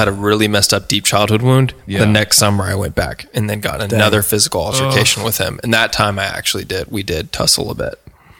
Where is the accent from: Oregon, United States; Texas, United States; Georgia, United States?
Oregon, United States; born there; So I was born in Oregon originally.